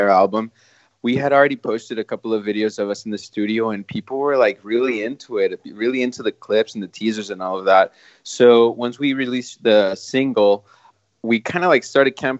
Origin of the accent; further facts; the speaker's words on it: Matamoros, Tamaulipas, Mexico; now in Brownsville, United States; Matamoros, Tamaulipas, which is Mexico, which is my hometown originally. I'm from Mexico.